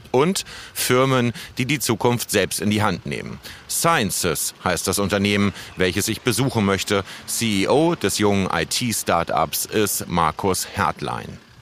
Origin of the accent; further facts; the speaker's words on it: Hamburg, Germany; Ich als Hamburger